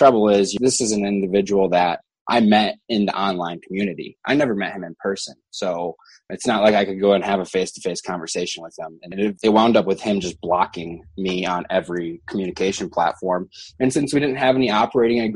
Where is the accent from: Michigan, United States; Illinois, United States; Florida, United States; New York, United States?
Michigan, United States; moved away as an adult; now in Denver, United States; I grew up in Michigan and I was in the process of moving out to Denver